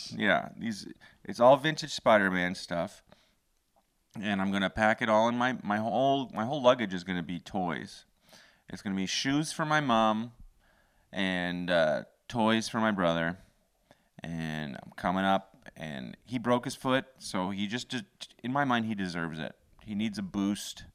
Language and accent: English; Canada; being a Canadian